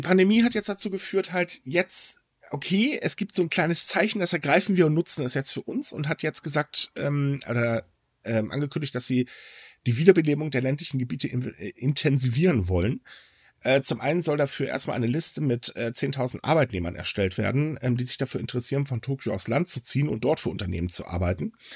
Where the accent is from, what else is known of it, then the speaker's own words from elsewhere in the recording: Hamburg, Germany; als Hamburger, äh, als Norddeutscher